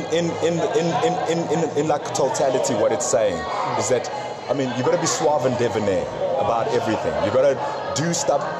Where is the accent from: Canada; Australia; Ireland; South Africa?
South Africa; also born or lived in Zambia; I love being South African, I love being Zambian, I love my, my British side of me